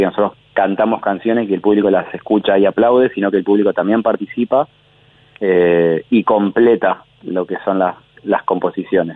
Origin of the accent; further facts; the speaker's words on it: Santa Fe, Argentina; moved away as an adult; now in Buenos Aires, Argentina; los dos integrantes que somos de Santa Fe vivimos acá hace como 15 años también